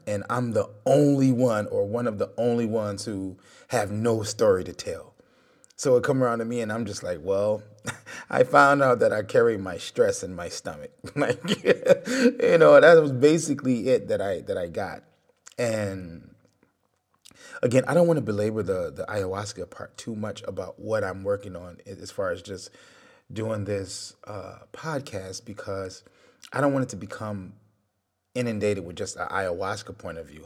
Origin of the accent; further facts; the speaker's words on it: Detroit, Michigan, United States; I'm from Detroit. So you, you grow up, you gotta be tough